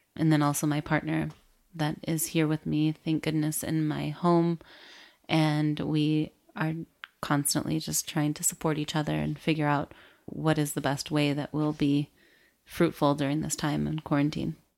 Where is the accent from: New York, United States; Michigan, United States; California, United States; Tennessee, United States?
Michigan, United States; rural; moved away as an adult; also born or lived in Miami, Florida / Chicago; I was raised in Michigan, in the rural area of Michigan.